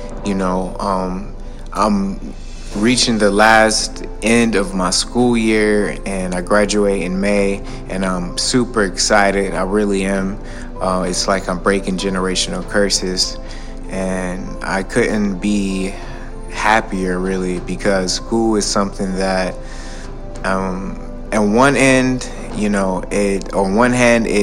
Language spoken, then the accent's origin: English; Detroit, Michigan, United States; also born or lived in Atlanta / California / Arizona; now in New York, United States; being born and raised in Detroit